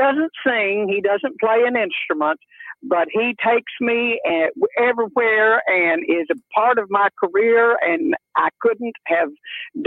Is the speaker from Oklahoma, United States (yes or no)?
yes; Oklahoma, United States; also born or lived in Nashville; I am an Oklahoma native, and I was born and raised here